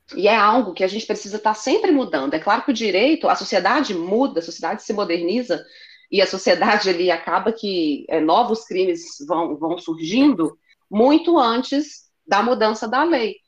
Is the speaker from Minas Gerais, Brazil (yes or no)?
yes; Belo Horizonte, Minas Gerais, Brazil; eu nasci em Belo Horizonte, meus pais nasceram em Belo Horizonte, os meus avós nasceram em Belo Horizonte